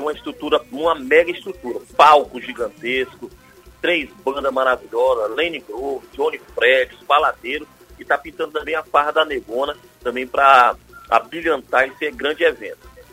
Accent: Brasília, Federal District, Brazil; now in Teresina, Brazil; eu sou de Brasília

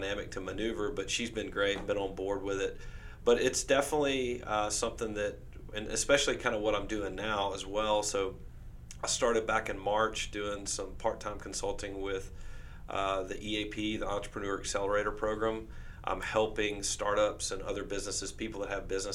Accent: Winfield, Louisiana, United States; now in Shreveport, United States; I'm originally from Winfield, Central Louisiana. My family's been there

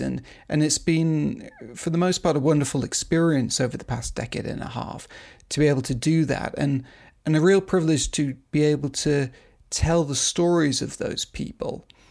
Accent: United Kingdom; moved away as an adult; also born or lived in Asia; now in Beijing, China; I'm a British photographer and filmmaker

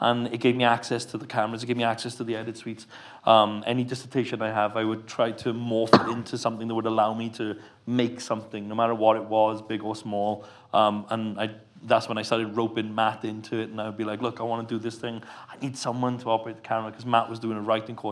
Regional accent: Hirwaun, Wales, United Kingdom; moved away; I grew up in Hirwaun, which is a very, very small village in the valleys

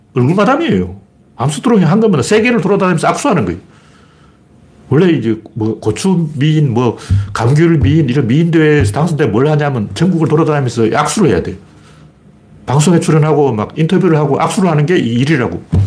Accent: Gyeongju, North Gyeongsang, South Korea; moved away; 제가 태어난 동네가 옛날 그 경주 신라

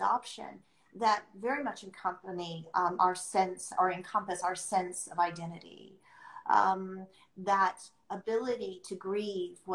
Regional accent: United States; I'm not from America, I was adopted into America

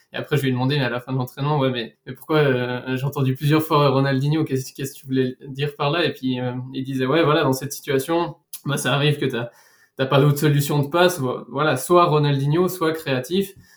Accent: Switzerland; chez nous en Suisse

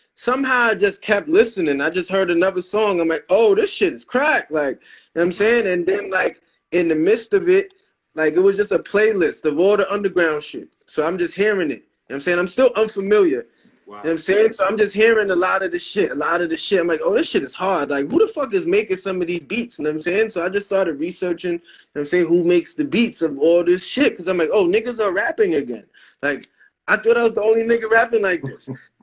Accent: New York, United States; I'm from New York

